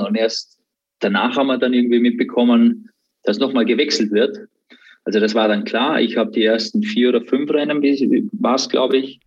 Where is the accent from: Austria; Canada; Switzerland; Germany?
Austria; born or raised there